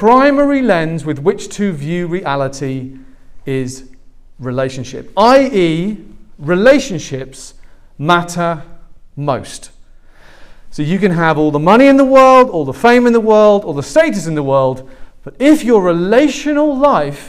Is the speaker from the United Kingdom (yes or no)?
yes; England, United Kingdom; moved away; I'm not Australian, I'm English.